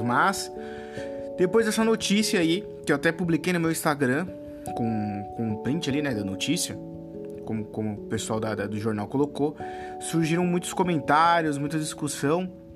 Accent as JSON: {"language": "Portuguese", "country": "Brazil", "tie": "born or raised there", "said": "por mais que eu tenha nascido no Brasil"}